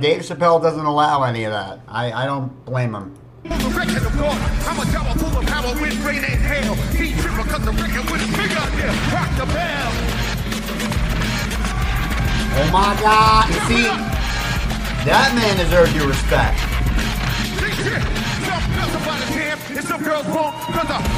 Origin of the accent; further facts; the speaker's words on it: New York City, New York, United States; Growing up in the Lower East Side of Manhattan, we were exposed to a lot of hip-hop